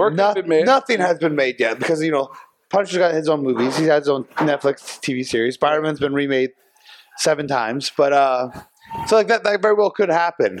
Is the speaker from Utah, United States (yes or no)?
no; Chico, California, United States; my hometown of Chico, California